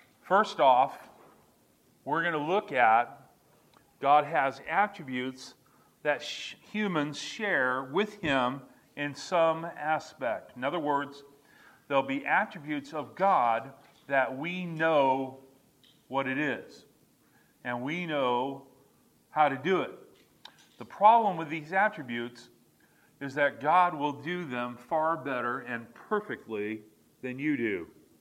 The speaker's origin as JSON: {"language": "English", "town": "Montgomery", "region": "Alabama", "country": "United States", "tie": "born there", "said": "I think I was born in Montgomery, Alabama, on an Air Force base."}